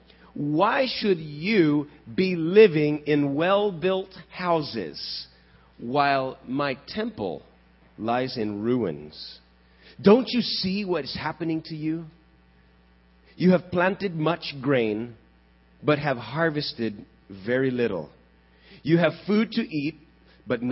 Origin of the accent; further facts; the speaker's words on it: Texas, United States; I grew up in Texas.